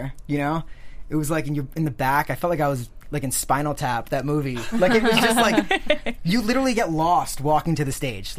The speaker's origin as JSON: {"language": "English", "region": "Rhode Island", "country": "United States", "said": "we're from Rhode Island."}